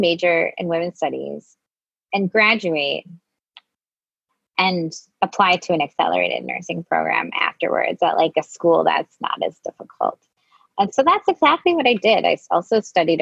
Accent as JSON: {"language": "English", "region": "Wisconsin", "country": "United States", "tie": "born or raised there", "moved": "yes", "lives_now": "Brooklyn, United States", "said": "I grew up in Wisconsin"}